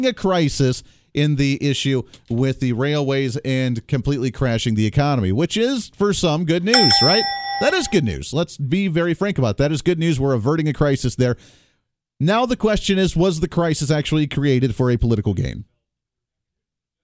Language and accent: English; Ohio area, Michigan area, Rust Belt, Midwest, United States; growing up in the Ohio area, in the Michigan area, in the Rust Belt area